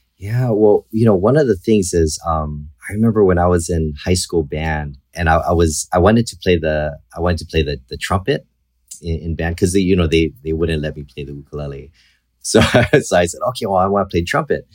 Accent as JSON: {"language": "English", "region": "Hawaii", "country": "United States", "tie": "born or raised there", "said": "I was born and raised in Hawaii."}